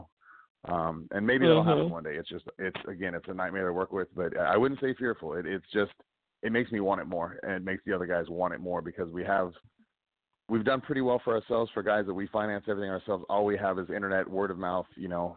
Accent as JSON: {"language": "English", "town": "Stockton", "region": "California", "country": "United States", "tie": "born or raised there", "said": "here in California, in my hometown of Stockton"}